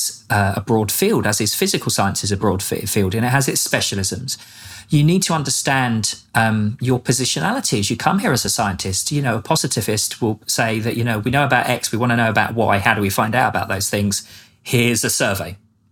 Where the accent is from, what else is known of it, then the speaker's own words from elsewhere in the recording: England, United Kingdom; moved away as an adult; now in Norman, United States; I'm English